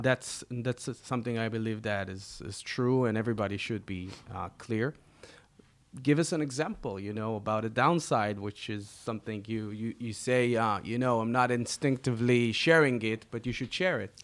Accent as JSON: {"language": "English", "country": "Israel", "said": "We are two entrepreneurs from Israel"}